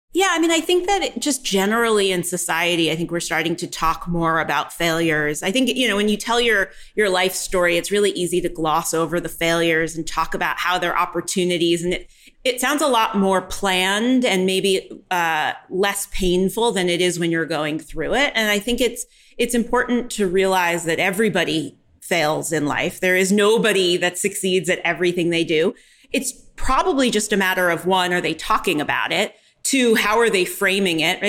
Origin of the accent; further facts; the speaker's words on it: New York, United States; now in Austin, United States; I live in Texas, but I'm originally born and raised in New York